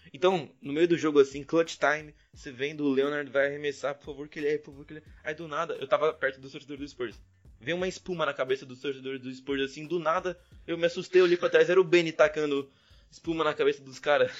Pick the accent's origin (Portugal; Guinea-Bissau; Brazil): Brazil; sou do Brasil